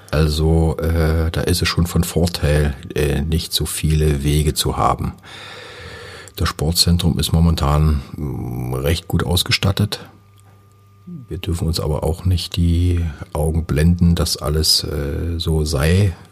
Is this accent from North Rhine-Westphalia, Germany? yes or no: no; Bautzen, Saxony, Germany; now in Cottbus, Germany; Oberlausitzer, jetzt bin ich halt in der Niederlausitz, fühle mich als Lausitzer, fühle mich jetzt als Brandenburger und fühle mich auch als Cottbusser, ganz klar.